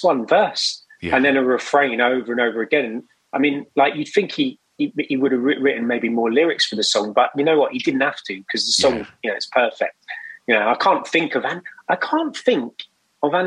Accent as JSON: {"language": "English", "region": "London", "country": "United Kingdom", "tie": "born or raised there", "said": "I grew up in West London"}